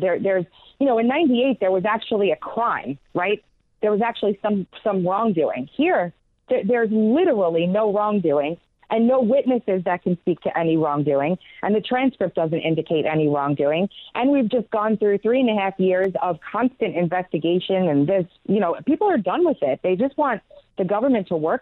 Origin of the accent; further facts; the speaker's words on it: New York, United States; now in South Carolina, United States; I'm from New York originally. I moved out of there down to South Carolina, where I'm at now